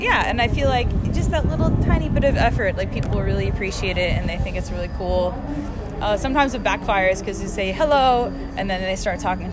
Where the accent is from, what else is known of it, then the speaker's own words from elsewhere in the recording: Boston, Massachusetts, United States; moved away as an adult; now in Cambodia; I'm from the Boston area, so I'm visiting friends and family